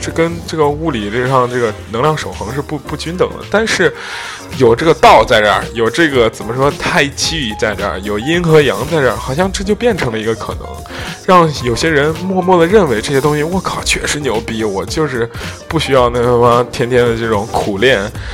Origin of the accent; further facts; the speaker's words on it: Zhengzhou, Henan, China; 我家乡这河南嵩山少林寺